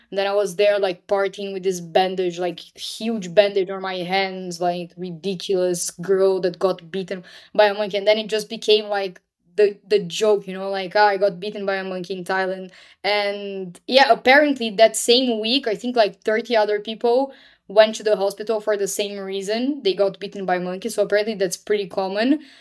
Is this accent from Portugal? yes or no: no; Brazil; moved away; born and raised in Brazil